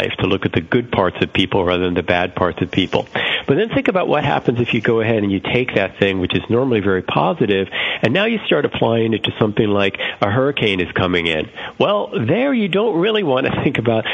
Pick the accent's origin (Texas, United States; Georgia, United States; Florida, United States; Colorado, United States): Florida, United States; South; moved away; I grew up in South Florida, and down there, this was quite a number of years ago, it's an area which is prone to hurricane risks